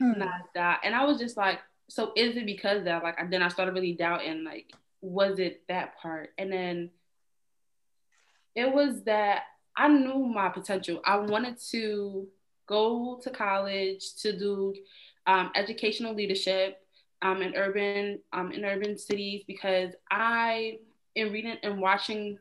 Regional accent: Trinidad & Tobago; moved away; also born or lived in East Orange, New Jersey; I'm Trinidadian

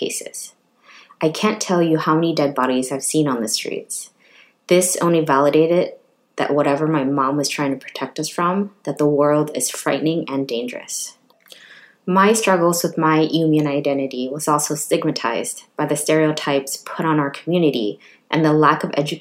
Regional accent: Richmond, California, United States; now in Oakland, United States; I was raised by refugee parents and the fourth of six children born and raised in Richmond, California

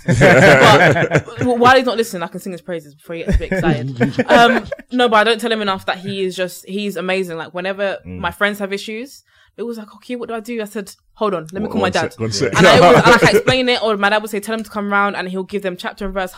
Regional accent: London, United Kingdom; I went to Brampton Manor.

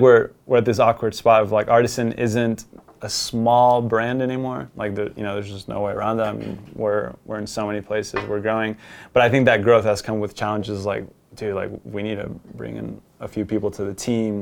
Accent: United States; also born or lived in Colombia; go back to my home country where I was born

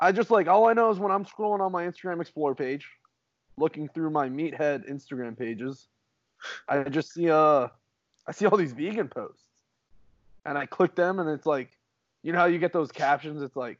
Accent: El Paso, Texas, United States; I'm from El Paso, Texas.

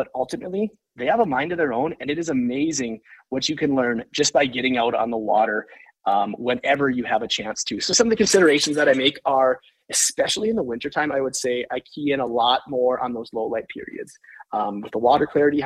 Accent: Lake of the Woods, Minnesota, United States; now in Park Rapids, United States; growing up on Lake of the Woods

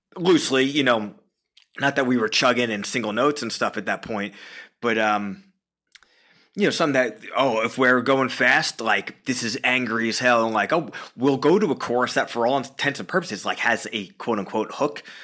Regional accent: Long Island, New York, United States; moved away as an adult; now in Stamford, United States; Born and raised on Long Island, New York.

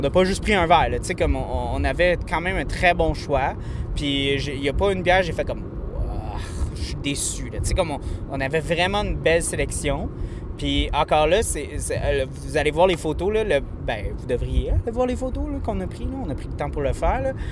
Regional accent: Montreal, Quebec, Canada; je viens de Montréal

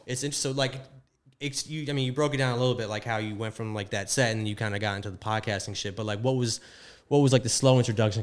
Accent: South Florida, United States; I'm from Florida, so I'm from South Florida

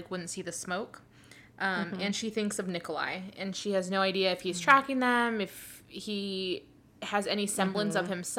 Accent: South Texas, United States; I grew up in South Texas, mostly Hispanic, and I grew up learning Spanish and English at the same time

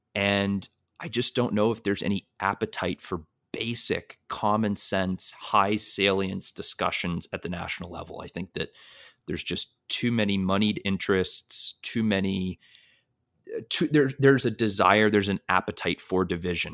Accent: North Shore of Massachusetts, United States; I grew up in the Northeast, in the North Shore of Massachusetts

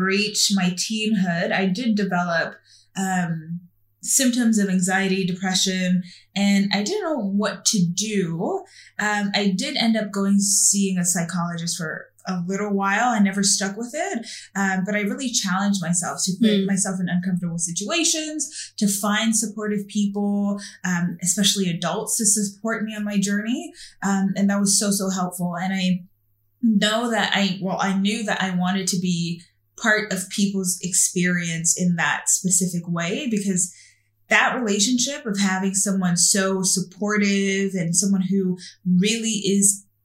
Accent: Canada; also born or lived in Haiti / Brooklyn, New York, United States; I was born in Haiti, spent some time there, and then grew up in Brooklyn, New York. And then I came to Canada when I was about 8 years old.

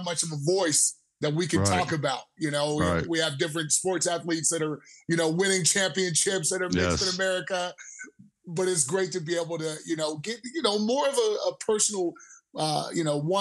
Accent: Seattle, Washington, United States; moved away as an adult; now in Denver, United States; from Seattle, Washington originally. And I actually moved to Denver, Colorado to play rugby

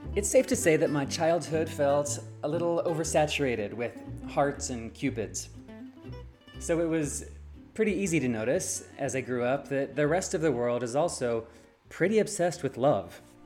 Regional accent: Loveland, Colorado, United States; I grew up in Loveland, Colorado

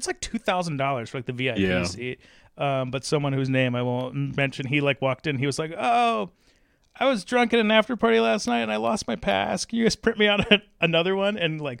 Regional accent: Cincinnati, Ohio, United States; Oh, I'm from Cincinnati.

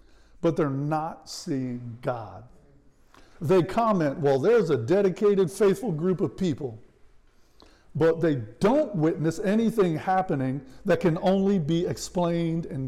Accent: Washington, District of Columbia, United States; moved away; I was born and raised in and around Washington, D.C.

